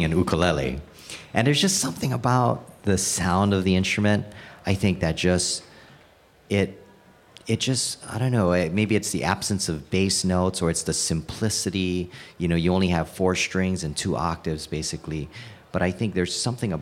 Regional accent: Hawaii, United States; I was born and raised in Hawaii

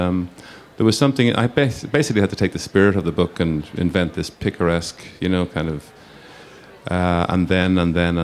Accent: Ireland; being Irish.

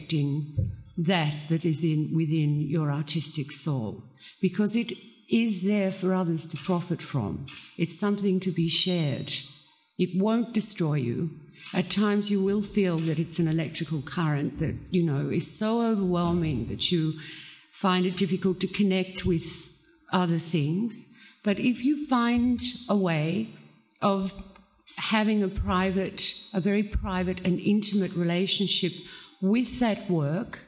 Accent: Australia; growing up in Australia

